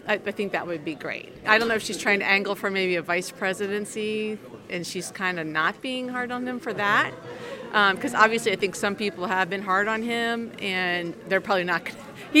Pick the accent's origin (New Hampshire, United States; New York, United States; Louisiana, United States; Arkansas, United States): New Hampshire, United States; Exeter; I'm from Exeter, New Hampshire. This is your hometown? Yes, it is.